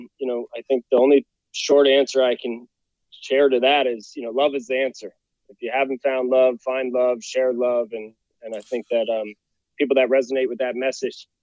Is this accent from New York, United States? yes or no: yes; White Plains, New York, United States; moved away as an adult; also born or lived in Virginia; I grew up just outside of New York City, so 30 minutes north in White Plains, near Yonkers there